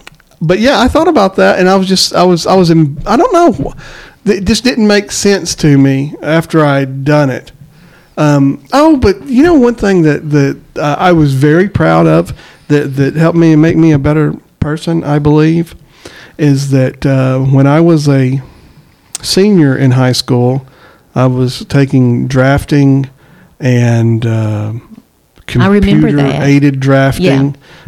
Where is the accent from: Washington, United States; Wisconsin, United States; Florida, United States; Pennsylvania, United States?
Florida, United States; Eglin Air Force Base; born there; So really, I was too. Where were you born? He said, I was born in Florida. Really? I was too. Which Air Force? I was born in Eglin.